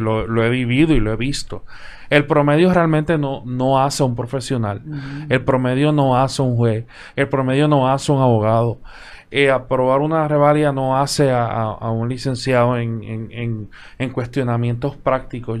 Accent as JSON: {"language": "Spanish", "country": "Puerto Rico", "said": "desde el punto de vista de Puerto Rico, donde tenemos una cultura del bipartidismo"}